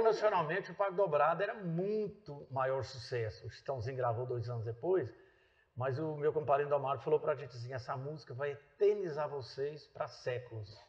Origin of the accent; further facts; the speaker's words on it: Itapagipe, Minas Gerais, Brazil; also born or lived in Redenção, Pará / Conceição do Araguaia, Pará; now in Goiânia, Brazil; nós somos de Minas, eu sou de Itapajipe